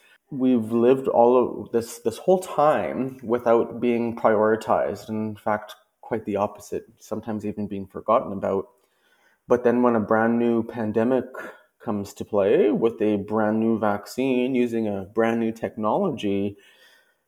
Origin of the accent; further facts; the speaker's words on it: Saskatoon, Saskatchewan, Canada; also born or lived in Yellow Quill First Nation, Saskatchewan; now in Toronto, Canada; I am from Treaty 4 territory in Saskatchewan, from Yellow Quill First Nation, and spent most of my life in Treaty 6 in the Métis homelands in Saskatoon